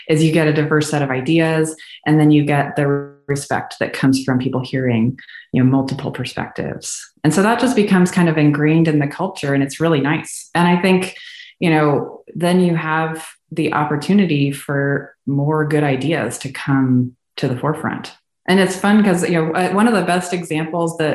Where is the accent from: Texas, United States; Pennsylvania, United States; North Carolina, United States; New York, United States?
Texas, United States; Houston; once he landed a job in Houston, big oil city, we didn't have to move anymore. And so I grew up in Houston